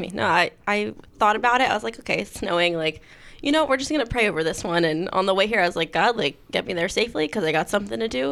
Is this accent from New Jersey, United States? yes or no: yes; Mays Landing, New Jersey, United States; Mays Landing